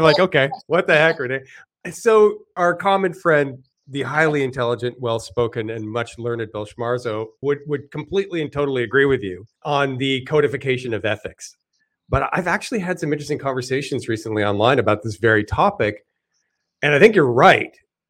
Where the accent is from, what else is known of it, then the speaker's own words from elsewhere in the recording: Canada; I'm kind of generally for smaller government, even though I'm Canadian.